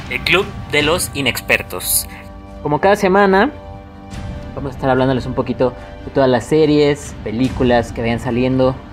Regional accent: Mexico; Como buen mexicanos que somos

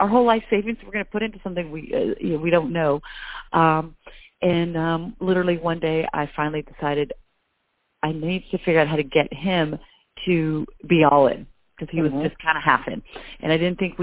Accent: Albuquerque, New Mexico, United States; moved away as an adult; now in Nashville, United States; Originally, I'm from Albuquerque, New Mexico

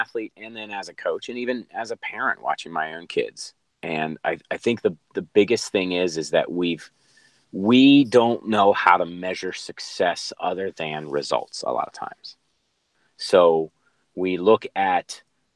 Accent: Cincinnati, Ohio, United States; moved away as an adult; also born or lived in North Carolina; now in San Diego, United States; born and raised in Cincinnati, Ohio

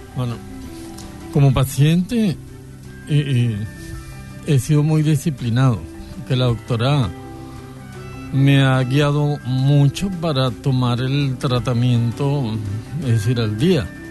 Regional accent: Caracas, Capital District, Venezuela; moved away; yo soy de Caracas, me vine acá

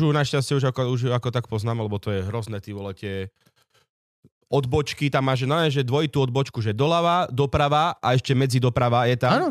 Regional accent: Orava, Žilina Region, Slovakia; som z Oravy

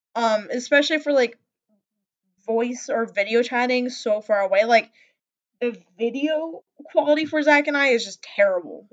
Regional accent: Wisconsin, United States; accent: Midwestern; also born or lived in Montana; I was born up in Montana, and then I was raised in in Wisconsin, which is like the Midwest

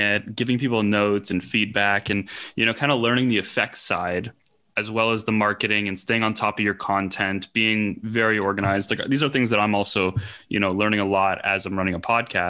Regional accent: Canada; growing up in Canada

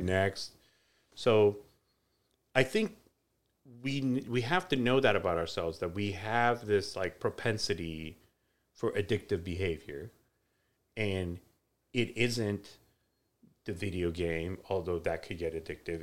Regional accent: Iran; moved away; when I was growing up in Iran

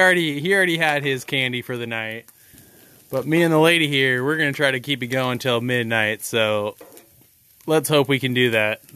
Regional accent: Pacific Northwest, United States; we're coastal culture, and we come from the Pacific Northwest.

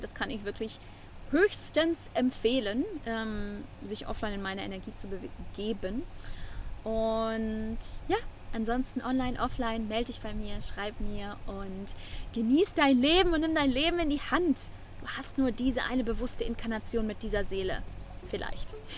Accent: Germany; first language German; moved away as an adult; now in Nosara, Costa Rica; das natürlich mein Heimatland ist und auch meine Muttersprache

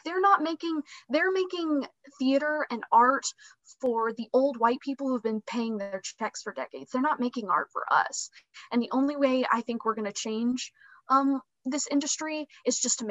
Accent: Alabama, United States; moved away as an adult; also born or lived in Pittsburgh, Pennsylvania; Right now I'm based in Alabama. I'm originally from Alabama.

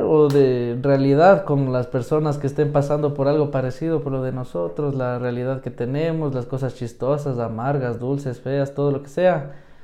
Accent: Quito, Pichincha, Ecuador; soy quiteño, nacido en el sur, criado

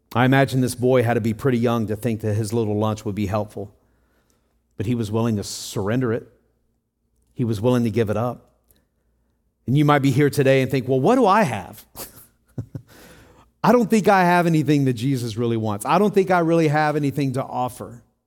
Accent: Tennessee, United States; I grew up in Tennessee

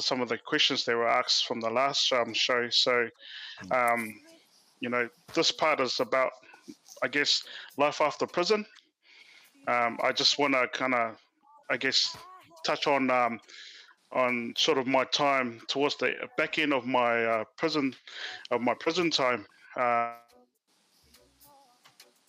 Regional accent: Auckland, New Zealand; also born or lived in Cook Islands; now in Drury, New Zealand; I'm born and raised in Otara, currently residing out in Drury.

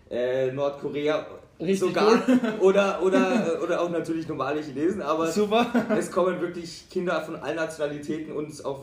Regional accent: South Tyrol, Italy; ich komme aus, aus Südtirol, komme aber auch aus Deutschland. Also meine, ich bin, äh, meine Mutter ist aus Deutschland, mein Vater aus Südtirol

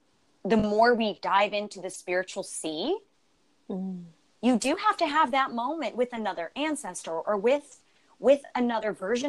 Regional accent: Buffalo, New York, United States; I'm originally from Buffalo, New York.

